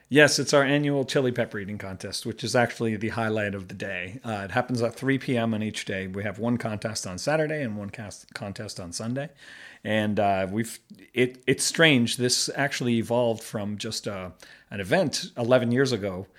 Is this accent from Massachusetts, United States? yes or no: yes; Boston, Massachusetts, United States; moved away as an adult; now in Beijing, China; I'm from the Boston area